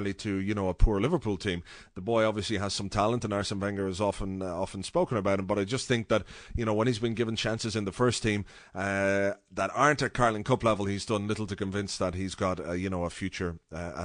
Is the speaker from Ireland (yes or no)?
yes; Ireland; as an Irish guy